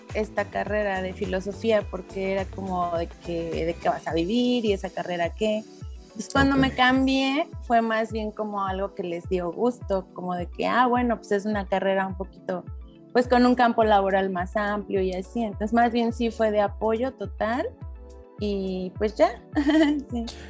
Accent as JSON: {"language": "Spanish", "town": "Celaya", "region": "Guanajuato", "country": "Mexico", "tie": "born or raised there", "moved": "as an adult", "lives_now": "Querétaro, Mexico", "said": "crecí en Celaya normal con mi familia"}